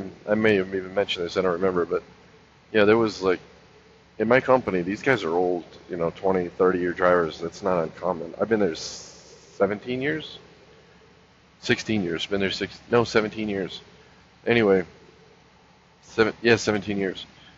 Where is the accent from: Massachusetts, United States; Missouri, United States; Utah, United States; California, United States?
California, United States; South Pasadena; moved away; also born or lived in Lakewood, California; I was born in Lakewood, which is the city right next to Long Beach. And then I moved to South Pasadena. So I lived in South Pasadena, Alhambra, Pasadena, San Gabriel, you know, that whole area.